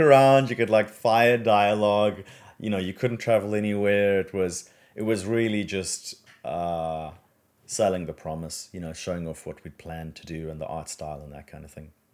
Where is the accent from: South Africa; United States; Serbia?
South Africa; moved away as an adult; now in Australia; I'm originally from South Africa.